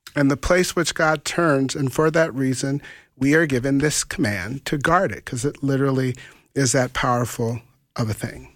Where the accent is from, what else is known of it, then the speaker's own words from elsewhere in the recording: Grand Forks, North Dakota, United States; also born or lived in Fargo; someone from Grand Forks, my hometown